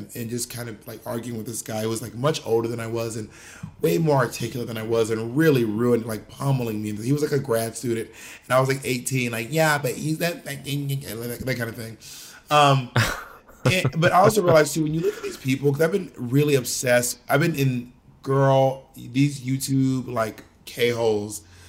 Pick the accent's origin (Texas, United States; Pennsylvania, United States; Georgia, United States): Georgia, United States; also born or lived in Alabama / Mississippi; I'm from a red state. I'm not from New York City. I wasn't raised in New York City or anything. I was born in Georgia. I was raised in Georgia, Alabama, and Mississippi.